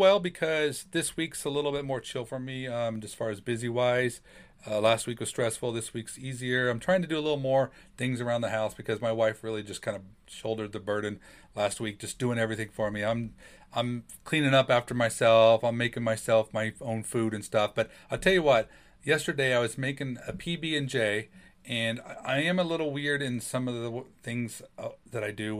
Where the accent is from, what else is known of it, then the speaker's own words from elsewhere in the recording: California, United States; my loyalty and my teams are a little bit odd because I was raised in California.